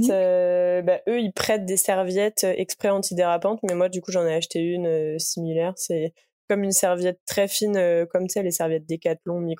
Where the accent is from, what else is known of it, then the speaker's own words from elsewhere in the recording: near Paris, Île-de-France, France; moved away as an adult; now in Montreal, Canada; comme tu l'as dit, j'ai 25 ans, euh, je viens d'Île-de-France à la base, à côté